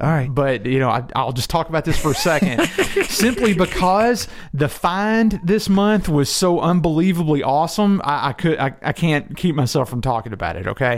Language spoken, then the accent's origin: English; Louisville, Kentucky, United States; in my hometown and you know here on let's say the east side of of Louisville